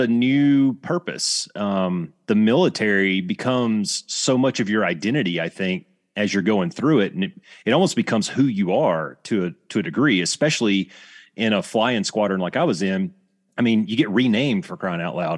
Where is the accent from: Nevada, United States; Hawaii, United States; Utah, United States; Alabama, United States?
Alabama, United States; I grew up in Alabama.